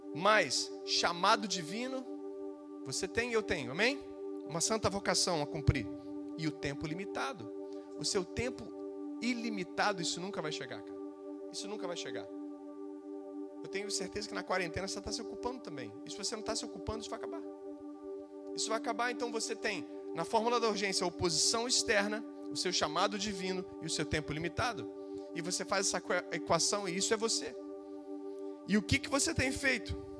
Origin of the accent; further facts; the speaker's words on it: Brazil; Eu decidi ficar no Brasil. Eu decidi mudar a minha terra. Eu decidi lutar pelo meu país.